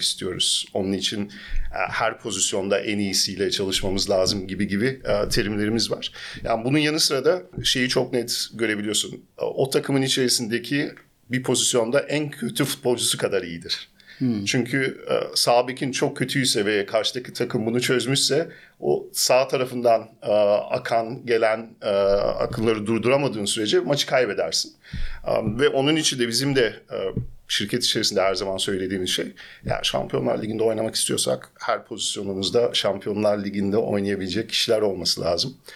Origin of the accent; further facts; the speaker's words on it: Germany; also born or lived in Istanbul, Turkey; Almanya'da doğdum, büyüdüm ve bütün iş hayatımı aslında Almanya'da geçirdim.